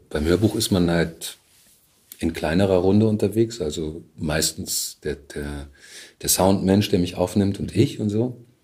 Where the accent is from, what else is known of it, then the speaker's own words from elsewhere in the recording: Bamberg, Bavaria, Germany; moved away as an adult; also born or lived in Surabaya, Indonesia / Leipzig; now in Berlin, Germany; ich bin in Bamberg aufgewachsen.